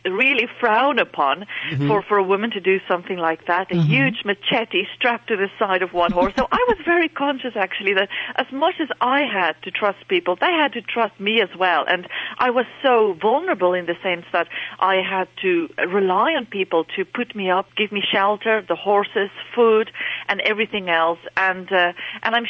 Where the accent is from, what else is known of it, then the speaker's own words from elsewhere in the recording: South Africa; moved away as an adult; now in Dublin, Ireland; I'm actually from South Africa, born and bred in South Africa, and my family are still living there